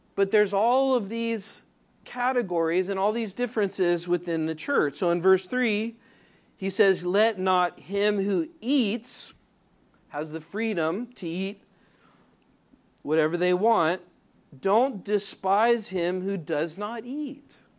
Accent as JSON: {"language": "English", "region": "Southern California", "country": "United States", "moved": "yes", "said": "I'm from Southern California"}